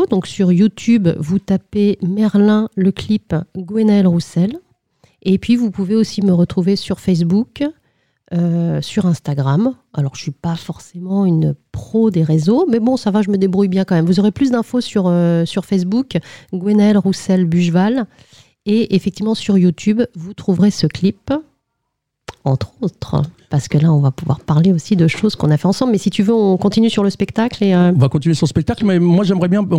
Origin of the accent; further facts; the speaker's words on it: Brittany, France; Alors, je suis bretonne et c'est vrai que depuis toute petite, en fait, euh, mes parents m'emmenaient tous les ans au Festival interceltique de l'Orient.